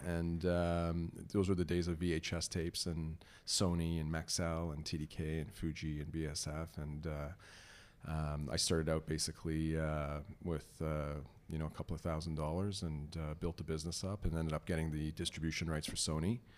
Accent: Toronto, Ontario, Canada; also born or lived in Iran; I, immigrated uh, from iran in 1977 uh, okay. uh, two years before the islamic revolution and uh, we moved to toronto with my family and uh, i grew up in toronto in york mills

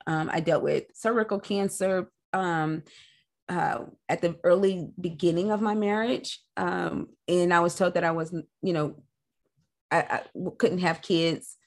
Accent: Nashville, Tennessee, United States; I'm a Nashville native

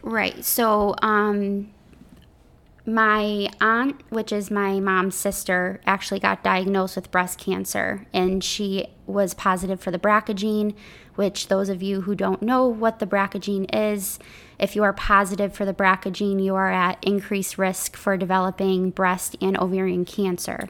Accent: Connecticut, United States; I'm from Connecticut

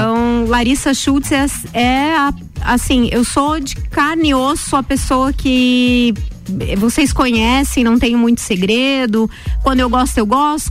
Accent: Lages, Santa Catarina, Brazil; eu nasci em Lages no dia 8 do 8 de 83

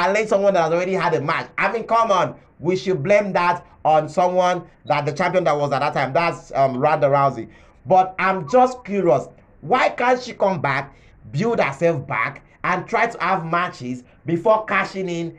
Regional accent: Nigeria; As a Nigerian

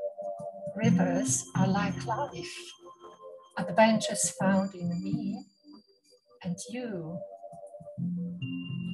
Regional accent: Warsaw, Masovian Voivodeship, Poland; first language Polish; English is a second language; moved away as an adult; I was born in Warsaw, the capital city of Poland. I went through primary, secondary, school of music, and then entered the University of Music in Warsaw

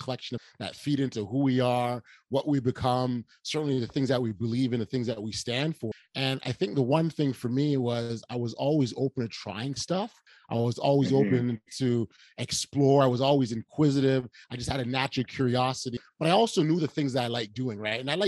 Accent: Toronto, Ontario, Canada; we're two nobodies from Toronto

